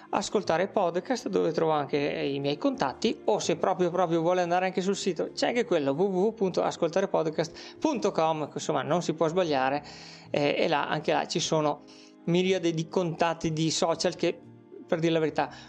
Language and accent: Italian; Veneto, Italy; accent: Veneto; siamo molto professional nel nostro accento veneto come dicevo